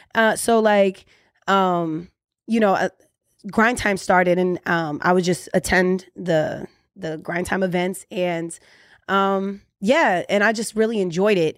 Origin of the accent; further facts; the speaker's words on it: Orlando, Florida, United States; I'm originally from Orlando, Florida, but we mad immigrants, so we everywhere